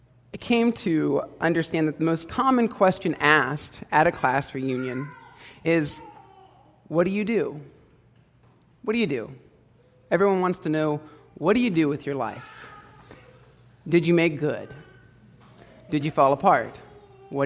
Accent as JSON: {"language": "English", "town": "Hilliard", "region": "Ohio", "country": "United States", "tie": "born or raised there", "said": "I grew up in Hilliard, Ohio"}